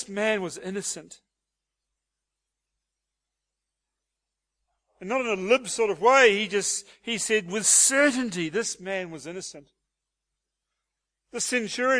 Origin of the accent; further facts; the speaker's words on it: Hastings, Hawke's Bay, New Zealand; now in Australia; a beloved Kiwi from the town of Hastings, New Zealand.